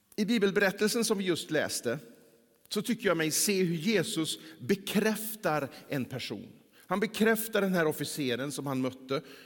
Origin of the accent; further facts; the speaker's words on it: Mellerud, Västra Götaland, Sweden; moved away; under den tiden som jag bodde där hemma i Mellerud